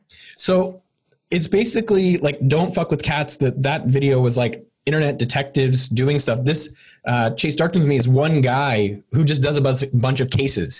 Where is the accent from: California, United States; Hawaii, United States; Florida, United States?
California, United States; Bay Area; I'm from the Bay Area, born and bred